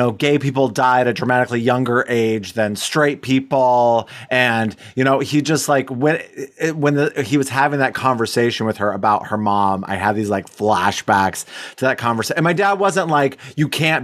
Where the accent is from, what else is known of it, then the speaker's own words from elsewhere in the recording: Wyoming, United States; we're from Wyoming